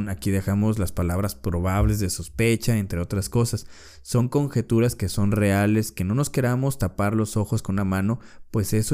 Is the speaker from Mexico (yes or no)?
yes; Mexico; Entonces, nosotros como personas y nosotros como mexicanos, abramos los ojos de lo que está pasando.